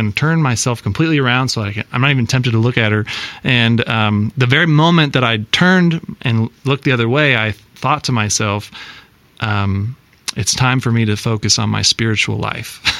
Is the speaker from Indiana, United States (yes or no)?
no; Iowa, United States; moved away as an adult; also born or lived in New York City; I'm from Iowa